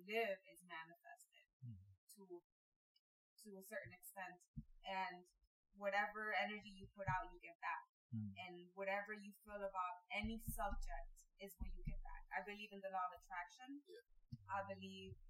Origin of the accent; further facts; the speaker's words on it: Hidalgo, Mexico; now in United States; We lived in Mexico.